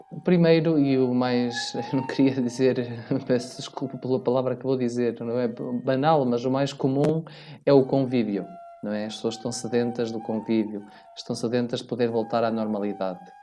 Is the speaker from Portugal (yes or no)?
yes; Vila Verde, Norte, Portugal; moved away as an adult; now in Alentejo, Portugal; eu sou natural da Diocese de Braga. Mais concretamente, sou minhoto de Vila Verde